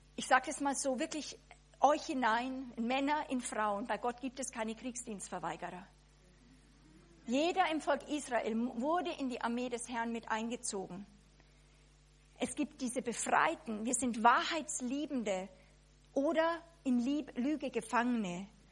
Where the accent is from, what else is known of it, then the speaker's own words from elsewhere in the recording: Germany; als Deutsche